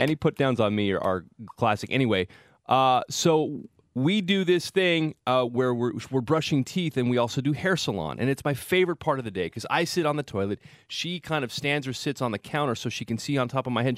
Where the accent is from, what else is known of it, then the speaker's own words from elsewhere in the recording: Salinas, California, United States; I grew up in Salinas